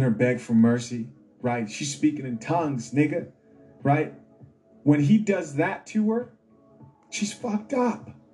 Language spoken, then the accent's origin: English; Zambia; moved away; In Zambia, my home country